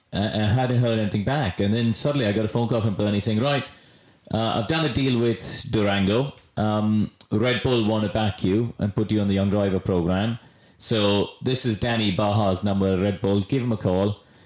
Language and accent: English; Chennai, Tamil Nadu, India; now in United Kingdom; I came from Madras, a city of 11 million people.